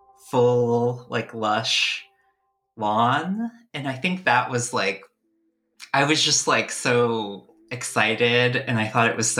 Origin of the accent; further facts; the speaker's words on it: Canada; born there; my family had immigrated from India to Canada, and I was born in Canada.